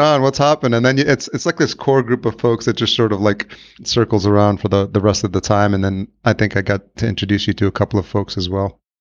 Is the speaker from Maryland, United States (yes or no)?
no; New York, United States; I'm originally from New York, I grew up there